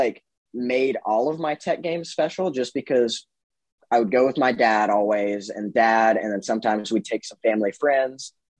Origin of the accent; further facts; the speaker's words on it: right below Asheville, Western North Carolina, United States; moved away as an adult; now in Chapel Hill, United States; it is my state school because I'm from Western North Carolina, right below Asheville. And so I grew up around a lot of people who were Clemson football fans in the fall and then UNC basketball fans